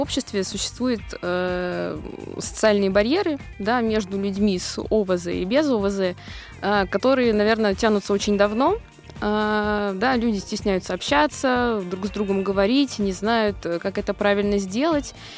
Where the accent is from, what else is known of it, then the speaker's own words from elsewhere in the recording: Moscow, Russia; Я из Москвы.